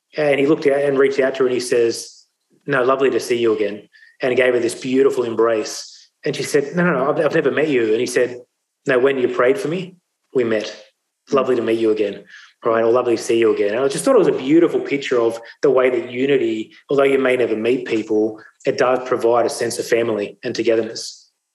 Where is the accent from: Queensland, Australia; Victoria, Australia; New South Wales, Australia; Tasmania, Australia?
New South Wales, Australia; Sydney; also born or lived in India; my life went on to growing up in the Sutherland Shire